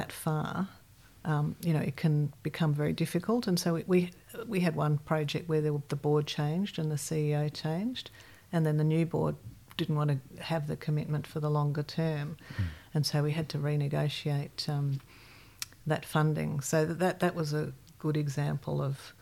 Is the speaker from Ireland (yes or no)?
no; Melbourne, Victoria, Australia; also born or lived in Yellowknife, Northwest Territories, Canada; I've spent a lot of my life in Melbourne, most of my life